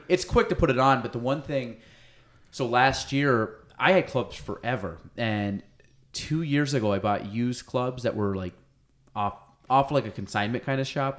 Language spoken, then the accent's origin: English; Chazy, New York, United States; so I grew up in Chazy